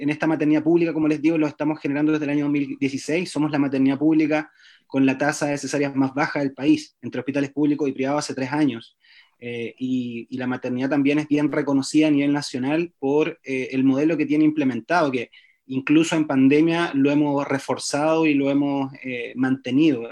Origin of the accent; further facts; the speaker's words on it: Chile; soy un matrón chileno